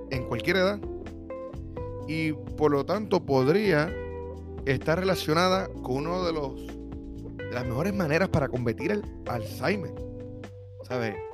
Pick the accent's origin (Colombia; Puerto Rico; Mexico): Puerto Rico; now in United States; cuando me mudé de Puerto Rico para los Estados Unidos